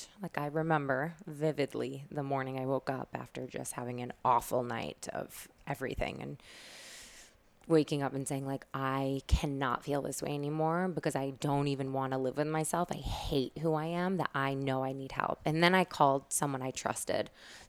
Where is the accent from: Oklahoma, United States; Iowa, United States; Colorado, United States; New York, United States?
New York, United States; Syracuse; now in New York, United States; So I moved to New York from Syracuse